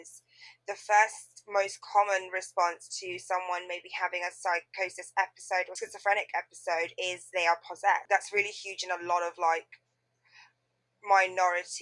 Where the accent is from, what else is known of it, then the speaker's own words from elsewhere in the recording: Tanzania; I would always say I'm from Tanzania